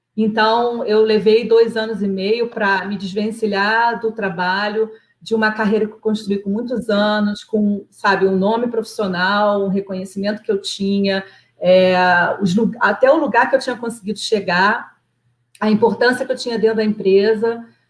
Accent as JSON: {"language": "Portuguese", "town": "Nova Iguaçu", "region": "Rio de Janeiro", "country": "Brazil", "moved": "as an adult", "lives_now": "Canada", "said": "Eu sou de Nova Iguaçu, eu sou de uma cidade pobre né, do Rio de Janeiro"}